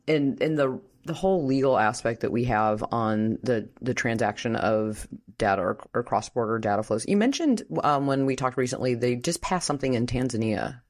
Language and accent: English; Washington, District of Columbia, United States; I'm from Washington